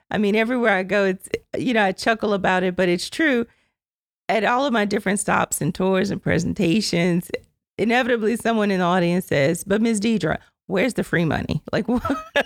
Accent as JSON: {"language": "English", "town": "Mamou", "region": "Louisiana", "country": "United States", "tie": "born or raised there", "said": "I grew up in Mamu, Louisiana, left home, went to college"}